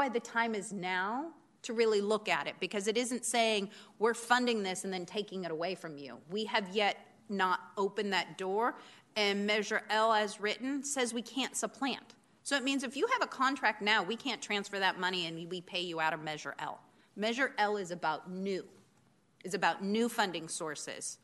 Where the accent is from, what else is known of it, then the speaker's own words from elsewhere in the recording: Oregon, United States; moved away; I grew up in Oregon